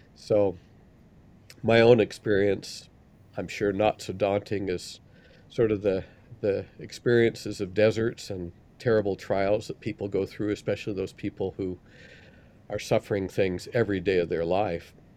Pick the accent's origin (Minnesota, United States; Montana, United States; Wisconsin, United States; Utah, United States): Utah, United States; Salt Lake City; where I grew up in Salt Lake